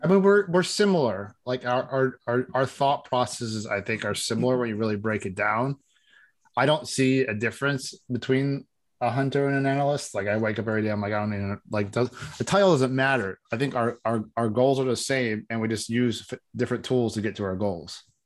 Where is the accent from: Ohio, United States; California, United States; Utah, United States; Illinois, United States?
Ohio, United States; born or raised there